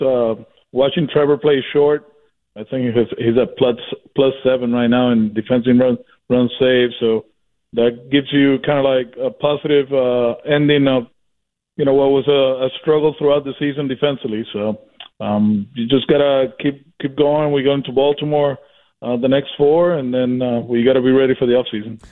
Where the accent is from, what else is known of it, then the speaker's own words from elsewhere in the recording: Puerto Rico; now in Boston, United States; I'm from Puerto Rico